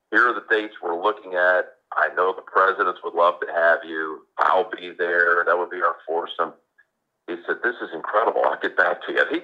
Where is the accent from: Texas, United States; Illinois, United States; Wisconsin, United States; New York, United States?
Texas, United States; Houston; moved away; I was from Houston.